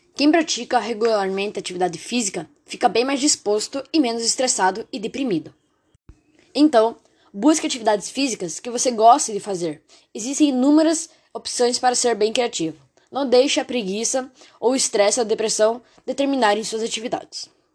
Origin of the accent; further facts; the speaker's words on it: Brazil; sou de Itavuano